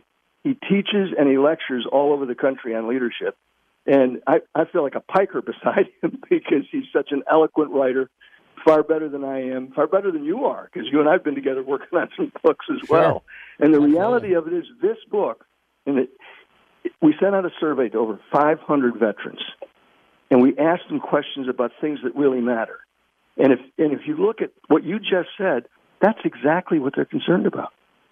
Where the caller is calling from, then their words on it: Virginia, United States; I'm calling you from Virginia.